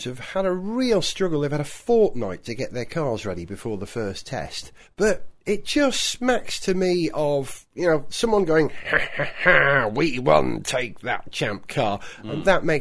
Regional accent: Denbighshire, North Wales, United Kingdom; Denbighshire, pretty much where I come from in North Wales

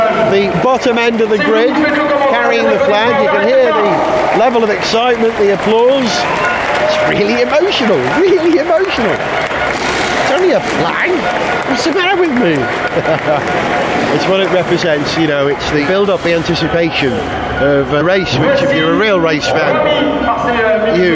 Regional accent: Wales, United Kingdom; as a Welshman

